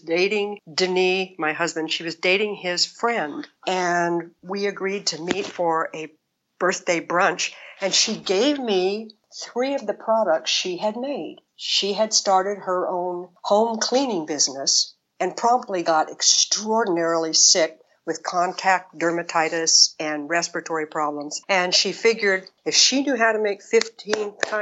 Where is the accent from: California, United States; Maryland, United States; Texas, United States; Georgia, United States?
California, United States; Bakersfield; moved away as an adult; also born or lived in East Coast / Los Angeles / Arizona; I was born on the East Coast. I was raised in Bakersfield, California, around agriculture.